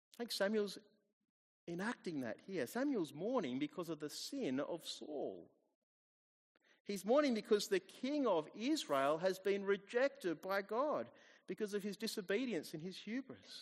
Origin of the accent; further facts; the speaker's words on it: Australia; also born or lived in New Zealand; I moved here when I was about two years old, or just after turning two. So I am pretty much Australian